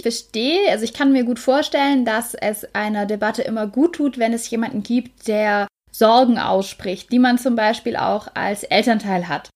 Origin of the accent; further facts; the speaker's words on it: Germany; bei uns in Deutschland